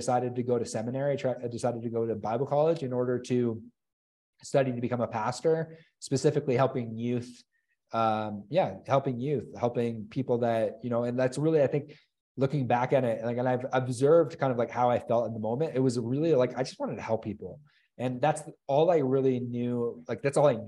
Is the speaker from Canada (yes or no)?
yes; Chatham, Ontario, Canada; I grew up in Chatham, Ontario